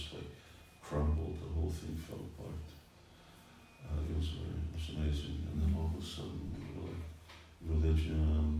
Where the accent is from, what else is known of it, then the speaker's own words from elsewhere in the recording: Quebec, Canada; I grew up in Quebec